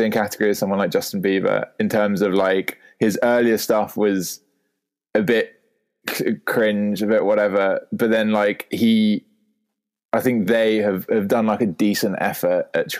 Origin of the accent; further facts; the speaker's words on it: United Kingdom; accent: posh; within the UK, my accent does get taking the piss out of quite a lot because of if I'm in it's just a very classically I don't know well-educated like posh accent as it were.